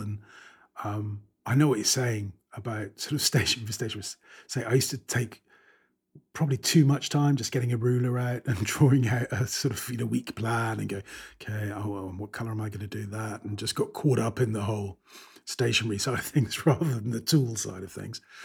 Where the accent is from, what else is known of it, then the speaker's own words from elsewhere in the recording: United Kingdom; I'm British